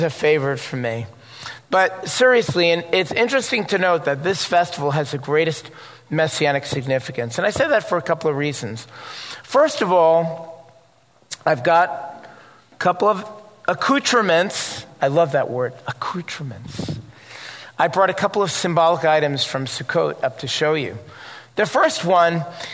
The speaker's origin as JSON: {"language": "English", "region": "New York", "country": "United States", "tie": "born or raised there", "said": "I was growing up in New York and went to synagogue"}